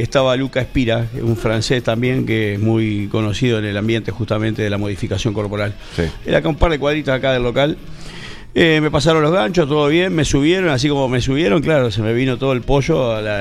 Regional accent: Uruguay; now in Casanova, Argentina; mi club de inicio fue Nacional de Montevideo, soy uruguayo.

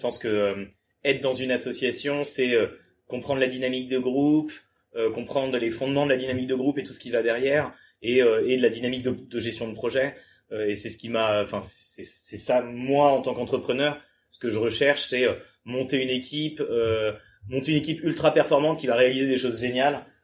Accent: Le Mans, Pays de la Loire, France; moved away as an adult; also born or lived in Toulouse; je viens du Mans, ensuite j'ai fait, j'ai fait prépa au Mans

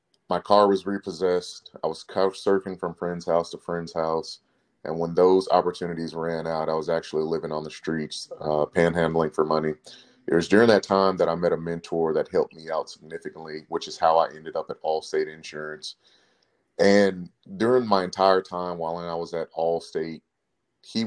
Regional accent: Plano, Texas, United States; also born or lived in Abbeville, Louisiana; now in Houston, United States; At a young age, my parents moved me and my siblings to Plano, Texas. It's a suburb of the Dallas-Fort Worth area. I graduated high school from Plano East Senior High School

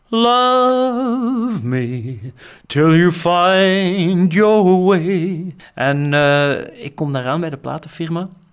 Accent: Flanders, Belgium; ik als Vlaming

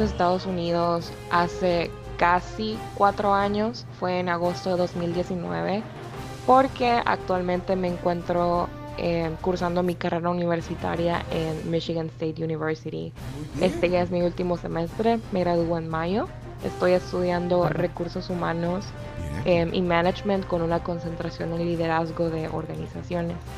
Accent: El Salvador; now in Lawrence, United States; soy salvadoreña y ahorita vivo en Lawrence, Kansas

